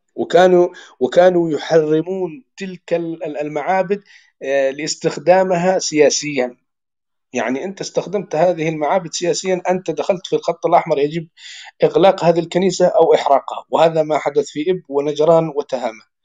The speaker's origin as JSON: {"language": "Arabic", "country": "Yemen", "said": "عندنا في اليمن"}